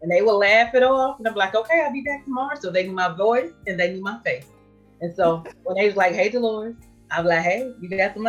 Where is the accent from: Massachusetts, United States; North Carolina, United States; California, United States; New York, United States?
North Carolina, United States; Durham; I'm from Durham, North Carolina